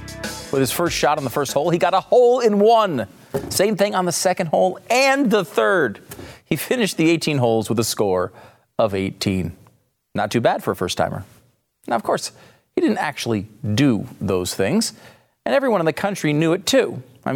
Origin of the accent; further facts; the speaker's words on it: Texas, United States; and my home state of Texas.